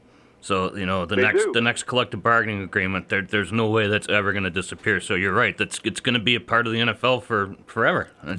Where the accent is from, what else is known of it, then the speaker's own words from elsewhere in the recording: North Carolina, United States; I remember growing up in North Carolina I was living with my mother at the time. I now live with my father.